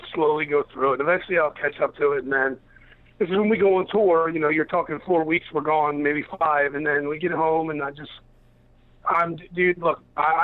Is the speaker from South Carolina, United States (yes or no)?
no; Baltimore, Maryland, United States; I'm from Baltimore